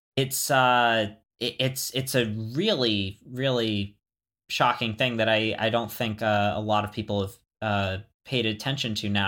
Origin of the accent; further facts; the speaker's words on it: Florida, United States; moved away; also born or lived in the American West; growing up in Florida